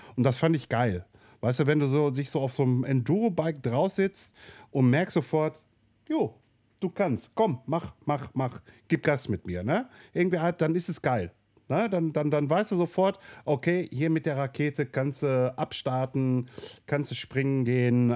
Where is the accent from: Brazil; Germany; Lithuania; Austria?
Germany; Ruhr area, North Rhine-Westphalia; hier bei uns im Ruhrpott